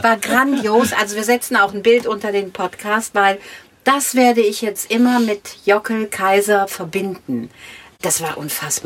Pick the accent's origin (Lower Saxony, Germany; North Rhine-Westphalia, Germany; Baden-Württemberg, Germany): North Rhine-Westphalia, Germany; Minden; ich komme aus Minden an der Weser